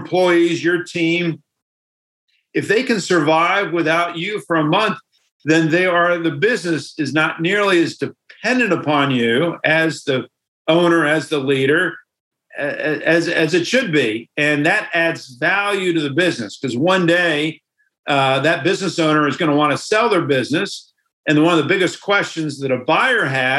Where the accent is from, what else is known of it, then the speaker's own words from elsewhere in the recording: United States; us as Americans